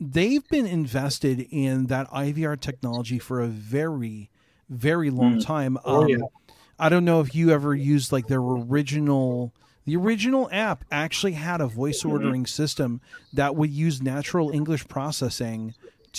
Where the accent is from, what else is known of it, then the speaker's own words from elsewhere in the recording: Chicago, Illinois, United States; I'm from Chicago where this is, we eat our deep dish